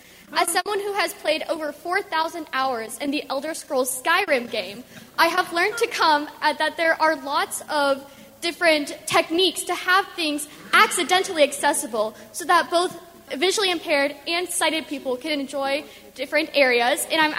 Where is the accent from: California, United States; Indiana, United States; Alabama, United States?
Indiana, United States; Fishers; I'm from Fishers, Indiana